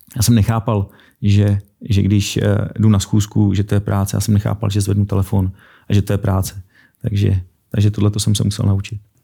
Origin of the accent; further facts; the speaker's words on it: Prague, Czechia; těšil jsem se, že se vrátím domů, protože jsem z Prahy